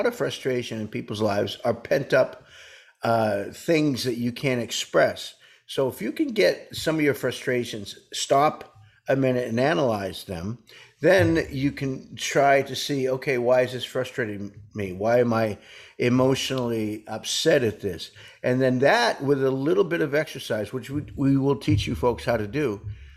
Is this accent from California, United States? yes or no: no; New Hampshire, United States; I'm from New Hampshire, and we say Jeezum Crow.